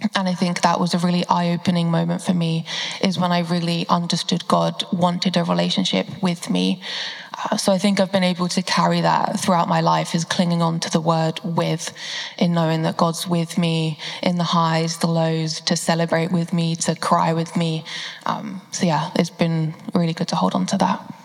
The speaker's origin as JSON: {"language": "English", "area": "Bedfordshire", "region": "East of England", "country": "United Kingdom", "said": "I'm from Bedfordshire and a student at the University of Central Lancashire"}